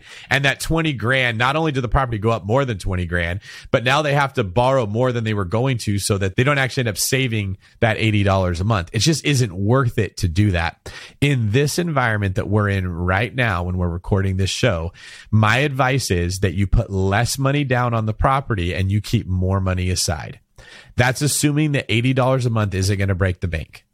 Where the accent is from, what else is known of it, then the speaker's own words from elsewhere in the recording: Manteca, California, United States; where I went to junior college and very close to where I grew up in Manteca.